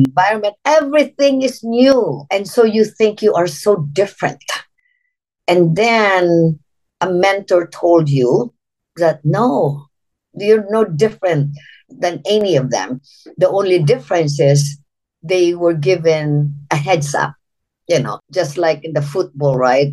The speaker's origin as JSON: {"language": "English", "country": "Philippines", "tie": "born or raised there", "moved": "as an adult", "lives_now": "United States", "said": "I'm from the Philippines, born and raised. I came to the United States when I was uh, 19 years old."}